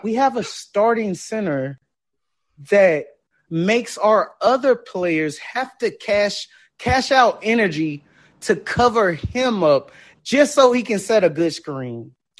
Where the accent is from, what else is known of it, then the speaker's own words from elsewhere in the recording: Texas, United States; I'm born and raised in Texas